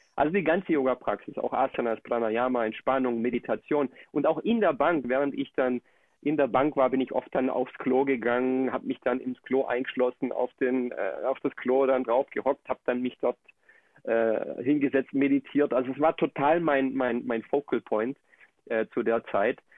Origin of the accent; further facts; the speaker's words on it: Germany; moved away as an adult; also born or lived in Colombia; now in Akumal, Mexico; ich bin in Deutschland aufgewachsen, lebe jetzt aber zurzeit in Mexiko.